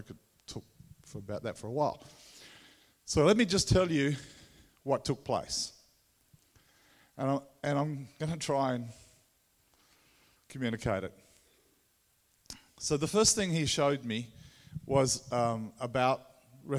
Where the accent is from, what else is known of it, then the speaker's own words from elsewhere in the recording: Tasmania, Australia; accent: Tassie; my Tassie accent